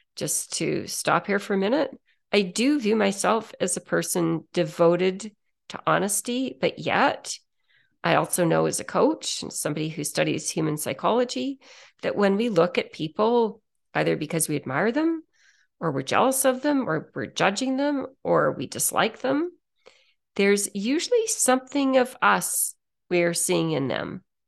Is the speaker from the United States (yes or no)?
no; Canada; I'm a Canadian